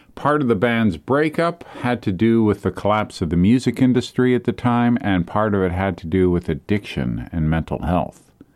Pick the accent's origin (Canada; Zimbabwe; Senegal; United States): Canada; being a Canadian